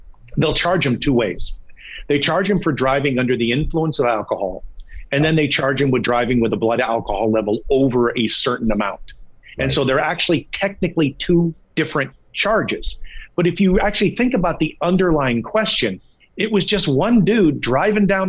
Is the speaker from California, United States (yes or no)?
yes; San Diego, California, United States; also born or lived in Minneapolis-St. Paul, Minnesota; now in Minneapolis, United States; I'm a California boy, man. I was born, I was raised, I grew up in California, so I know it well.